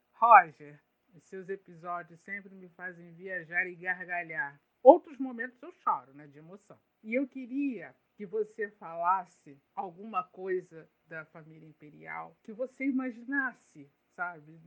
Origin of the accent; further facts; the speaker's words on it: Duque de Caxias, Rio de Janeiro, Brazil; minha cidade natal. É muito bom poder falar de onde eu nasci